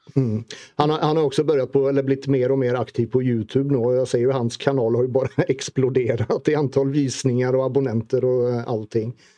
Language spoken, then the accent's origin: Swedish; Sweden; moved away as an adult; now in Norway; tekniskt sett så är jag ju norrman i och med att jag har blivit norsk medborgare men jag är ju fortfarande blågul i hjärtat.